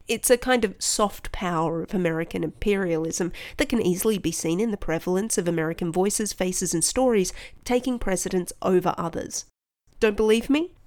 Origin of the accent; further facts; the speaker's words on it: Australia; I'm Australian